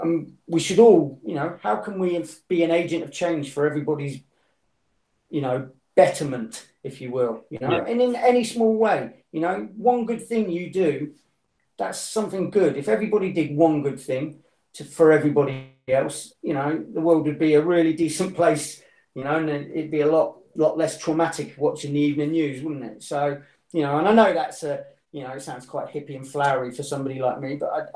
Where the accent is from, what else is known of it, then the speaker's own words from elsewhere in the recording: United Kingdom; I'm a Brit